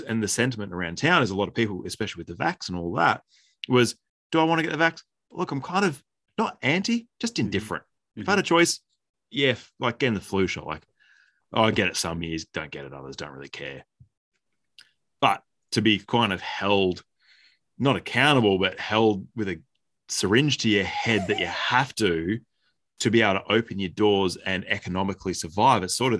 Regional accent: Healesville, Victoria, Australia; back in my hometown

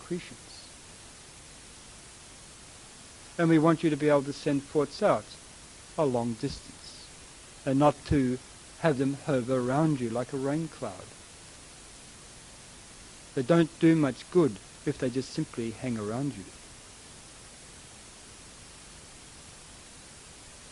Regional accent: Australia; moved away; I am a bit of a mixture, but I come from Australia originally

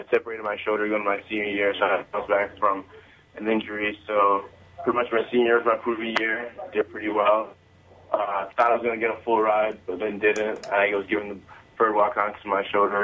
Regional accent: Zimbabwe; now in United States; Coming from Zimbabwe, I was born in Zimbabwe

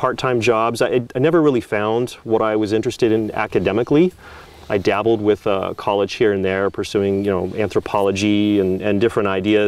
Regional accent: Prescott, Arizona, United States; moved away as an adult; now in Oregon, United States; the town that I grew up in, Prescott, Arizona.

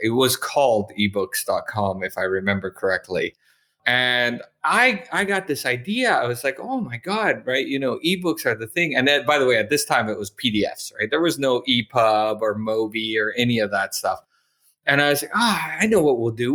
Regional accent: Canada; moved away as an adult; also born or lived in Montreal / Calgary / Toronto / Okinawa; now in Edinburgh, United Kingdom; I'm originally from Canada

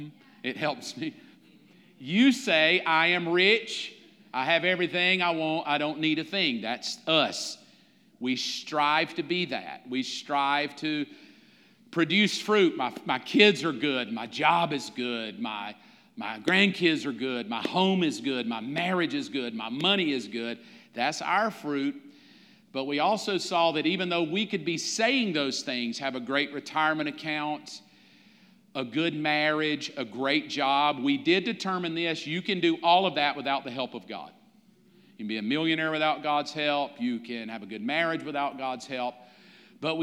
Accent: the South, United States; growing up in the South

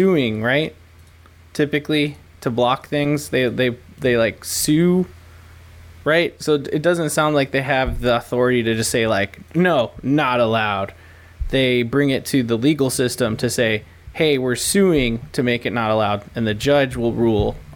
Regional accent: United States; we're American

